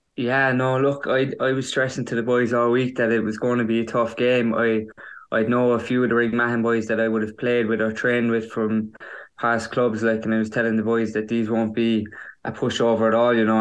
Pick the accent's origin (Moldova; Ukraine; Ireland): Ireland; County Kerry; my own club, my hometown club